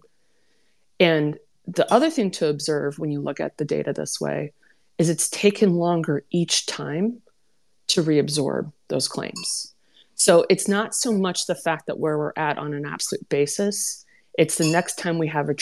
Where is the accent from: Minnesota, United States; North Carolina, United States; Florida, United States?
Minnesota, United States; my home state of Minnesota